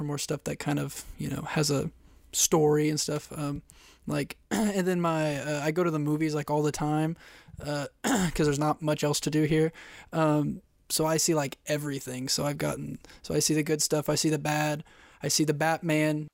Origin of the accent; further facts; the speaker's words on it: Kansas, United States; I'm from Kansas